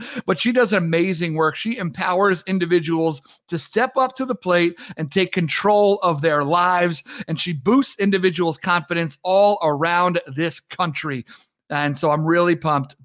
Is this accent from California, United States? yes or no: no; Long Island, New York, United States; now in Minneapolis, United States; I'm home in Long Island with my family as opposed to being back in Minneapolis